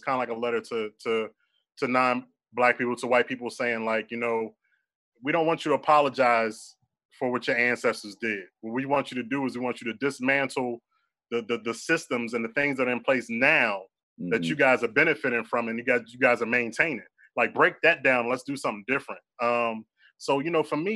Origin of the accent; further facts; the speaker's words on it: Philadelphia, Pennsylvania, United States; I'm born and raised in Philadelphia